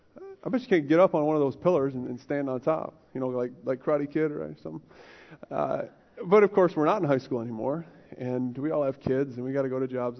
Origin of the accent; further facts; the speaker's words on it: United States; I'm American